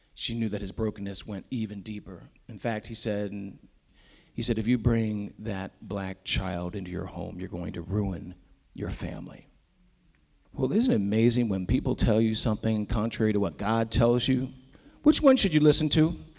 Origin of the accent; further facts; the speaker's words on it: Lancaster County, Pennsylvania, United States; now in Northern Virginia, United States; I grew up originally in Lancaster County, Pennsylvania